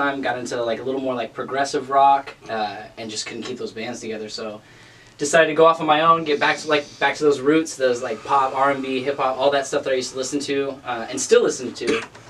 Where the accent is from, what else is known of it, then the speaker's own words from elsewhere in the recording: Oregon, United States; also born or lived in Southern California; I grew up in kind of all over, actually. I was born in Southern California, moved out to Oregon.